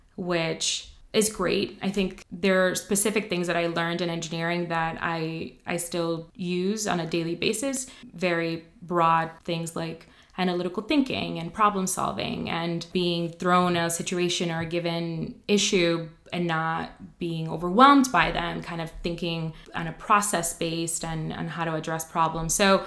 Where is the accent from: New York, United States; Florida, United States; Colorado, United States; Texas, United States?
New York, United States; New York City; also born or lived in Dominican Republic; we moved to New York, not very far from here, actually. Well, not very far from campus. Grew up on Morningside